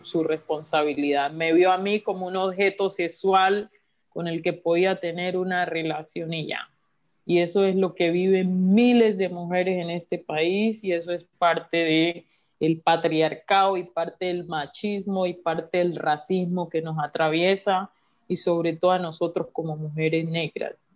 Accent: Colombia; como colombianos

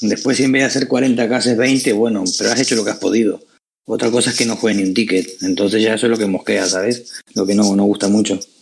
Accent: Uruguay; now in Spain; soy de Uruguay de nacimiento, pero yo llevo unos cuantos años acá en España

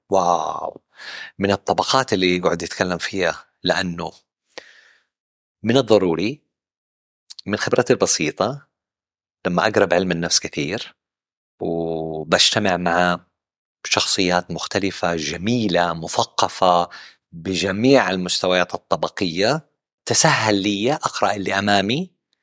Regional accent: Western Region, Makkah Province, Saudi Arabia; also born or lived in Central Region (Najd), Saudi Arabia; نشأتي في الغربية

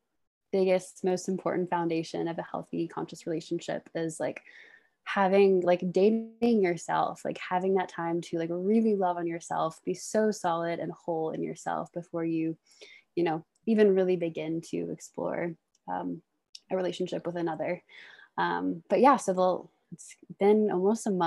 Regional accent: Washington, District of Columbia, United States; moved away as an adult; also born or lived in Baltimore, Maryland; now in Boulder, United States; I'm from the Washington, D.C. area originally.

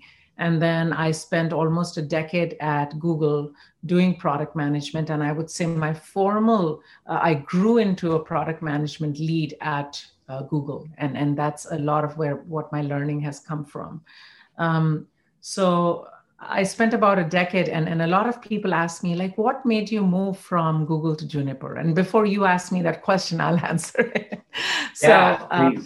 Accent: India; moved away as an adult; now in Bay Area, United States; growing up in India or going to IIT in India

